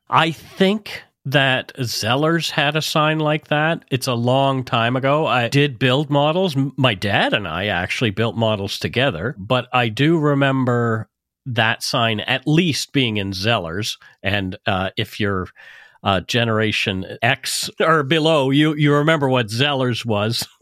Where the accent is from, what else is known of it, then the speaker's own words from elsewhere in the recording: Canada; We are ordinary Canadian schmucks